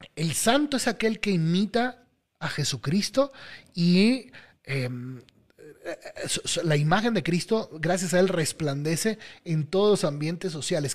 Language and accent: Spanish; Venezuela; Yo soy venezolano, en mi país está sufriendo